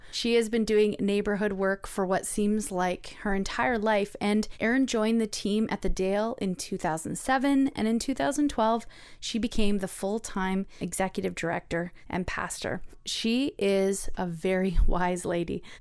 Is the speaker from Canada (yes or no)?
yes; Mississauga, Ontario, Canada; I was born in Mississauga, so I tried to be born in Toronto.